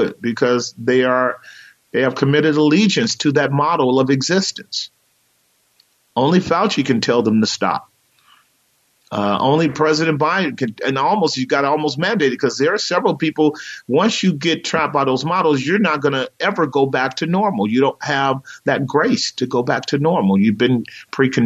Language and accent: English; United States; we're American citizens